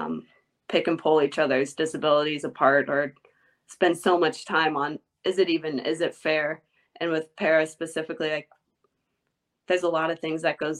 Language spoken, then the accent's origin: English; Indiana, United States; moved away as an adult; now in Austin, United States; I grew up in Indiana